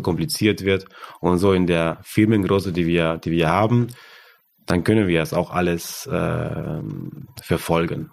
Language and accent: German; Argentina; German is a second language; moved away as an adult; now in Germany; Und ich komme aus Argentinien, aus, aus dem Land